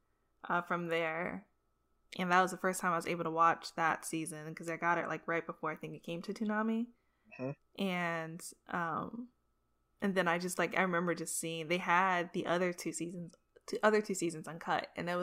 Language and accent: English; Florida, United States; we're both from Florida